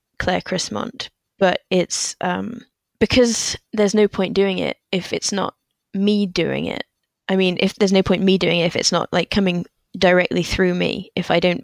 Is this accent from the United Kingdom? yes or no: yes; England, United Kingdom; partly as an English child